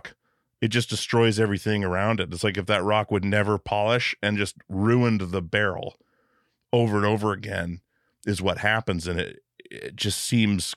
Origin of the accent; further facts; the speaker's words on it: Alaska, United States; I grew up in Alaska where we were super bored on a little island.